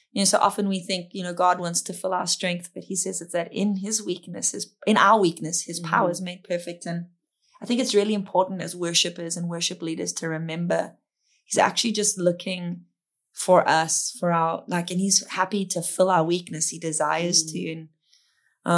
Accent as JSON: {"language": "English", "country": "South Africa", "said": "I'm South African"}